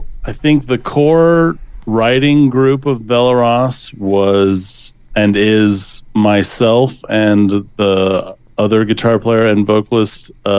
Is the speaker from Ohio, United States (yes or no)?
no; North Central Wyoming, United States; now in Portland, United States; I'm from North Central Wyoming. We both are, like, from the kind of Sheridan, Buffalo, Bighorn Mountain area.